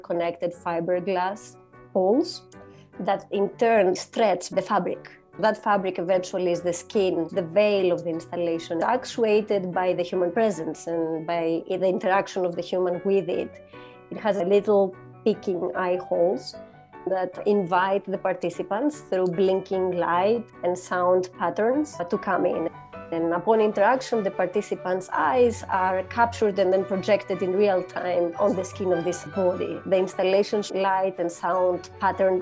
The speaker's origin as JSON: {"language": "English", "town": "Keratsini", "region": "Attica", "country": "Greece", "tie": "born or raised there", "also_born_or_lived": "Athens", "moved": "yes", "said": "I'm from Greece. I grew up in a small city under the name Keratsini, which is in the western"}